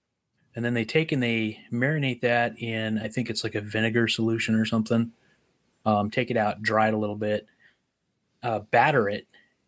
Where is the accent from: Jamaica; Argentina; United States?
United States; moved away; also born or lived in Oregon / Montana; where we grew up over there in Oregon and Montana